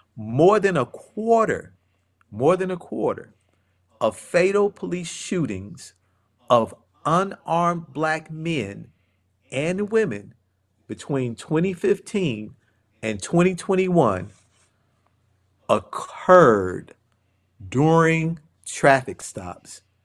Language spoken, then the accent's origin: English; Cleveland, Ohio, United States; I was born and raised in Cleveland, Ohio